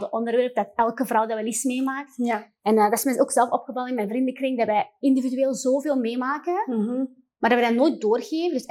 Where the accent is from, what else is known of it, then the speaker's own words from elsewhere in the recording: Morocco; dan merkte ik ook gewoon als moslim en als Marokkaanse vrouw